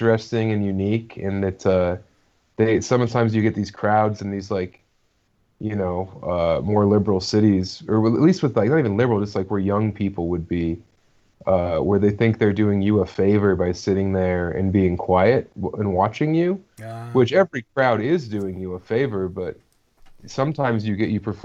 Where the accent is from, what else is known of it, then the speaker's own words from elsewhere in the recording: Colorado, United States; I started in Denver, born and raised in Colorado